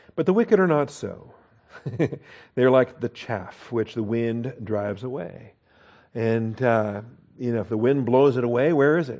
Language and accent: English; Washington, United States; I grew up in Washington State, so we're proud of our apple trees and orchards